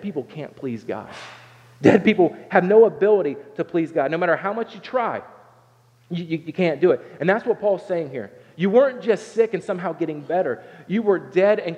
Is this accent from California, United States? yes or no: no; Southern Ohio, United States; I grew up in Southern Ohio